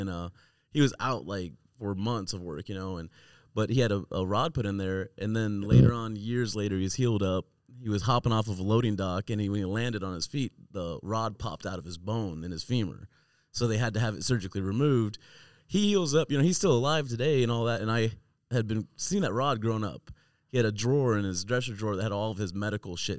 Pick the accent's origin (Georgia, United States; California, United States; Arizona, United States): Arizona, United States; Southwest; It's the first time I performed in my hometown